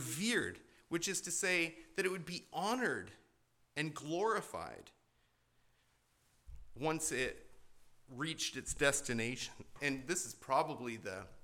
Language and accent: English; Hamilton, Ontario, Canada; my hometown of Hamilton